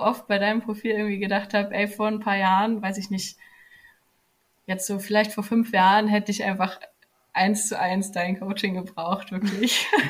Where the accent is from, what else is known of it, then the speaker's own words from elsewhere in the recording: near Frankfurt am Main, Hesse, Germany; ich komme aus der Nähe von Frankfurt am Main in Deutschland